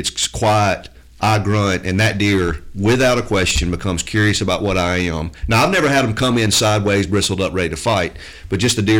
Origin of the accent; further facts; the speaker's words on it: South Mississippi, United States; I grew up hunting in South Mississippi